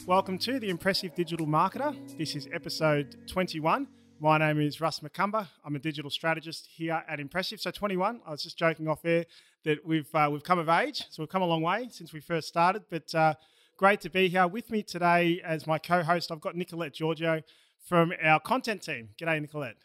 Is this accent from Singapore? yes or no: no; Australia; accent: Australian; my Australian accent